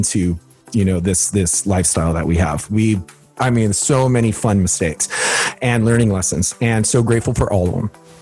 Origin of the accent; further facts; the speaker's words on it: Kailua-Kona, Hawaii, United States; moved away as an adult; growing up in Hawaii